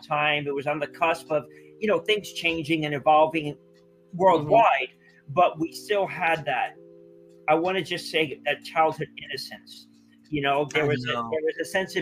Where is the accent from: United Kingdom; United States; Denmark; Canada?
United States; Teaneck, New Jersey; growing up in Teaneck